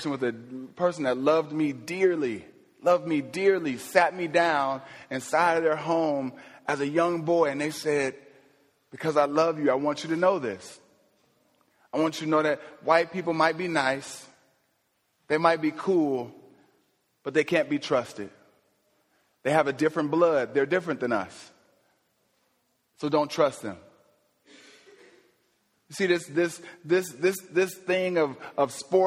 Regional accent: Ohio, United States; my home state of Ohio

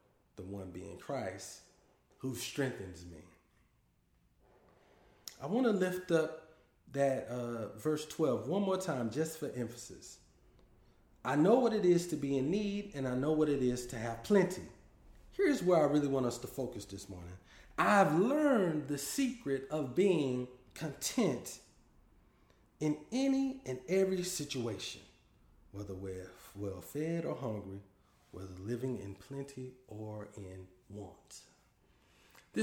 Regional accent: Dallas, Texas, United States; now in Boston, United States; I'm originally from Dallas, Texas, but I currently live in Boston, Massachusetts

